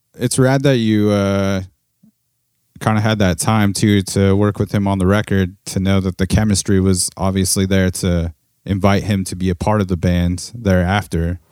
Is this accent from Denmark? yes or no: no; Corona, California, United States; I grew up in Corona